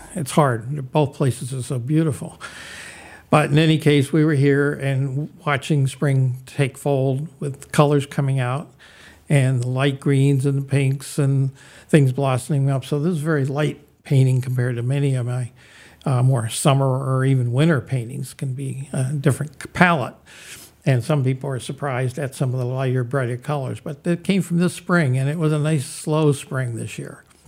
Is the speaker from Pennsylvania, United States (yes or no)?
no; Youngstown, Ohio, United States; the Butler Art Museum in Youngstown, Ohio, which was my hometown